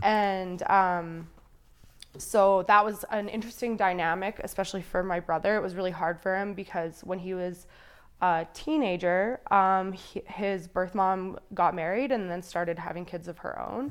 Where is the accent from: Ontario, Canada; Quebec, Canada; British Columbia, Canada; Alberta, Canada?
Alberta, Canada; Calgary; I grew up mostly in Calgary